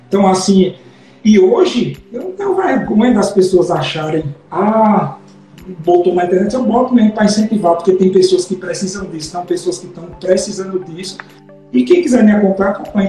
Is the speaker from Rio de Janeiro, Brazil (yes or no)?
no; interior of Paraíba, Brazil; eu sou do interior da Paraíba, né? Eu, meus pais são assim, meu pai não sabe ler, minha mãe é dona de casa, então no interior da Paraíba estudava escola pública